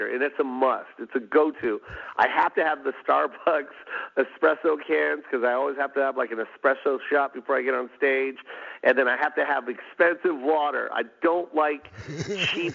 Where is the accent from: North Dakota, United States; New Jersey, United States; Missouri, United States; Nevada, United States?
Nevada, United States; Las Vegas; moved away; I'm from Vegas